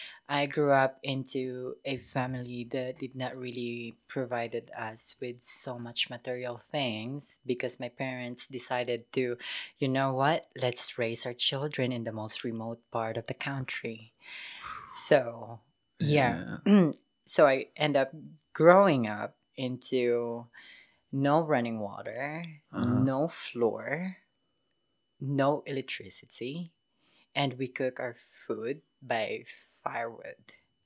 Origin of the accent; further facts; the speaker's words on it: Polomolok, Soccsksargen, Philippines; I grew up in Pulomulok, it's actually my nearest city was General Santa City. So if the people know Manny Pacquiao, we're kind of like in the same area.